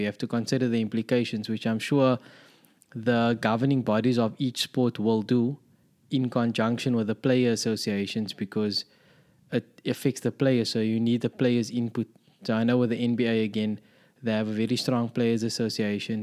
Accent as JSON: {"language": "English", "country": "South Africa", "said": "as a South African"}